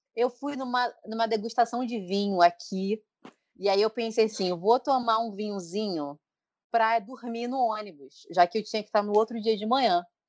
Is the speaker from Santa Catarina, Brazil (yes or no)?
no; Petrópolis, Rio de Janeiro, Brazil; moved away as an adult; now in Rio de Janeiro, Brazil; a gente cresceu em Petrópolis